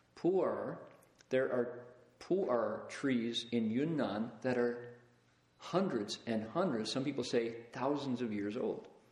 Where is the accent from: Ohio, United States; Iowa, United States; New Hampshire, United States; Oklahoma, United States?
Ohio, United States; Toledo; I grew up in Toledo, Ohio, glass capital of the world